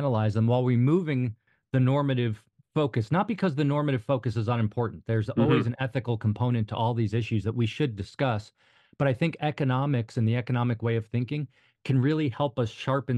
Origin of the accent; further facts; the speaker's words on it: outside New York City, United States; moved away as an adult; also born or lived in Hoboken, New Jersey; now in Northern Virginia, United States; I grew up outside New York City, went to school there, and I worked on Wall Street